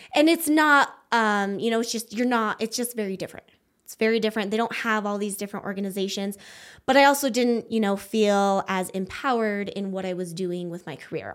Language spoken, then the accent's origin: English; Wyoming, United States; moved away as an adult; now in Prescott, United States; I grew up in Wyoming